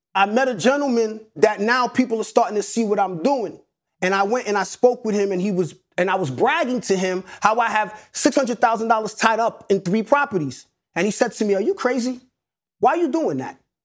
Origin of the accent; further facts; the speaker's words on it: New York City, New York, United States; also born or lived in Atlanta; one nine seven is the actual block that I grew up on in Hollis, Queens.